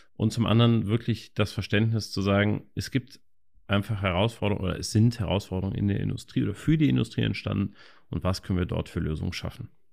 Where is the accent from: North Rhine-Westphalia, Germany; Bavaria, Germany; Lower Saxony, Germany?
North Rhine-Westphalia, Germany; Cologne; ich selber äh, bin gebürtiger Kölner, wir haben auch hier das Büro in Köln